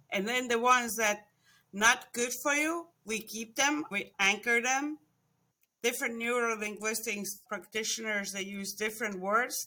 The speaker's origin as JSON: {"language": "English", "country": "Estonia", "tie": "born or raised there", "also_born_or_lived": "Florida", "moved": "as an adult", "lives_now": "United States", "said": "I was born in Estonia, Actually, it was born when it was still under Russia. So I was about ten years old when th, we separated from Russia again"}